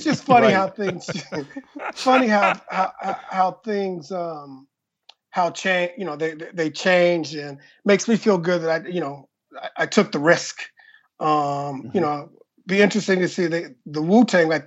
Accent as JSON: {"language": "English", "town": "Compton", "region": "California", "country": "United States", "tie": "born or raised there", "also_born_or_lived": "Lynwood, California / Inland Empire, California", "said": "So I'm originally from Compton and Linwood from an LA standpoint, but I went to high school in IE"}